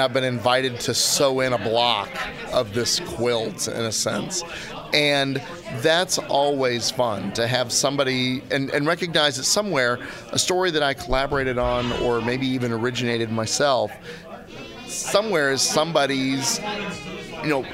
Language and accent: English; Kansas City, United States; I'm from Kansas City